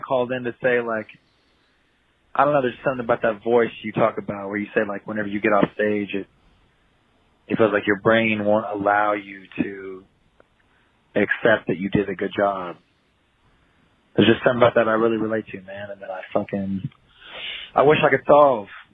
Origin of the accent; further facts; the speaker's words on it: Texas, United States; I'm actually from Texas